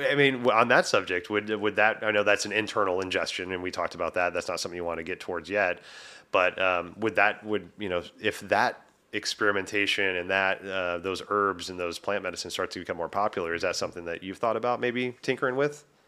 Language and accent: English; Texas, United States; moved away as an adult; now in Washington, United States; I'm from Texas, but it's been twenty years, you know, since I moved, uh, up to Washington.